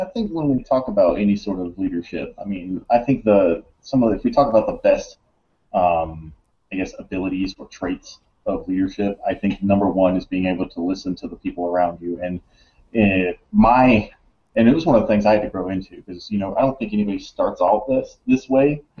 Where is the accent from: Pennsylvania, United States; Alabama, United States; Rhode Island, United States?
Alabama, United States; moved away as an adult; also born or lived in Monterey, California; I grew up in Alabama